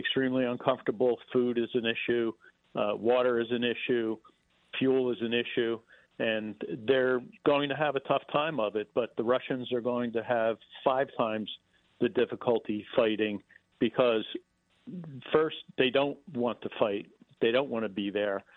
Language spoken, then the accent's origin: English; United States; we're from America